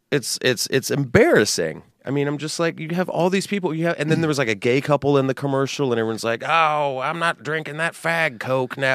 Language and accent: English; San Antonio, Texas, United States; I grew up in Texas